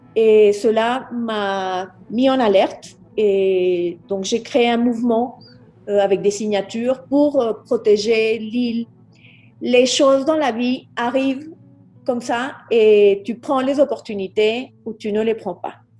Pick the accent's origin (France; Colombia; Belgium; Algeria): Colombia; mes frères et moi sommes nés ici en Colombie